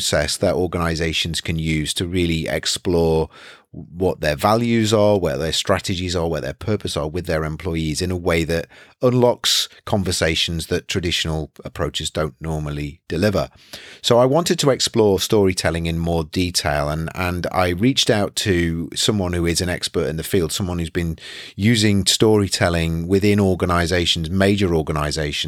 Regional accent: United Kingdom; as a British citizen

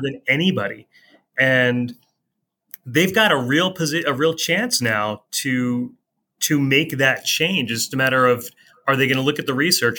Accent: East Coast, United States; now in Columbia, Missouri, United States; growing up on the East Coast

